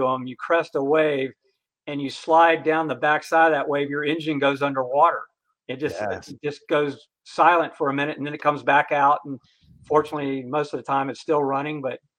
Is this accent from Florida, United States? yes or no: yes; Florida, United States; I was born and raised in Florida